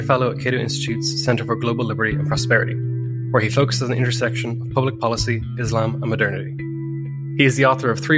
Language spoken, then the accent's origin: English; Ireland; I grew up in Ireland, and I was a teenager while the Syrian refugee crisis was in full flux.